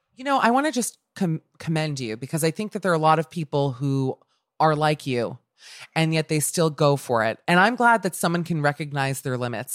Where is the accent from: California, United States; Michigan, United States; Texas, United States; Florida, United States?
Florida, United States; Miami; now in Los Angeles, United States; I'm from Miami